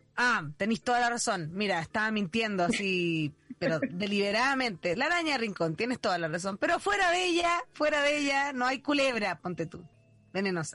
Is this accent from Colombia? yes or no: no; Mexico; now in Chile; Yo soy mexicana y allá hay muchos alacranes